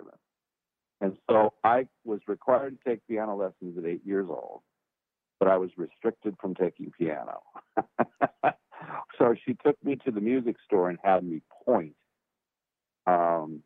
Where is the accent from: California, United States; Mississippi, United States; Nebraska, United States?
California, United States; Los Angeles; now in Nashville, United States; I was born and raised in California. I was from the port of Los Angeles, a town called San Pedro. And that's where I was born and raised.